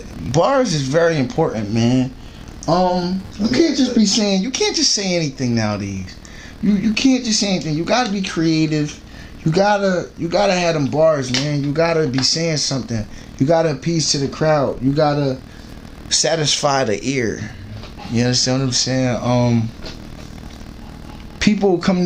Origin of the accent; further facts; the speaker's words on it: Norristown, Pennsylvania, United States; Norristown, born and raised